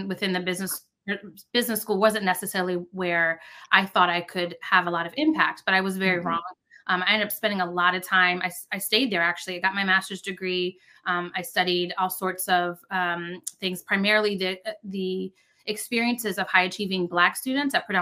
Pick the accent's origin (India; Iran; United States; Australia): United States; Northern Virginia; I'm from Northern Virginia